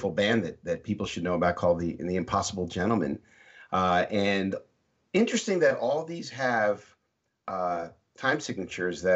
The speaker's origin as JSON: {"language": "English", "country": "United States", "tie": "born or raised there", "said": "my grandparents are from Manchester, so... I'm an American, born and raised"}